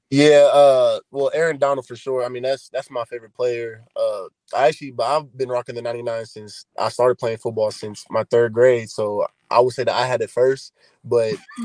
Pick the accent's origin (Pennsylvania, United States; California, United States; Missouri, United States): Missouri, United States; Kansas City; I grew up in Kansas City, Missouri